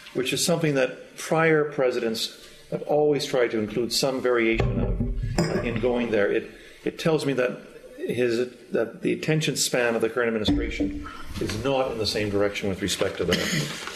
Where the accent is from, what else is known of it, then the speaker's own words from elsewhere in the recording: Canada; I come from Canada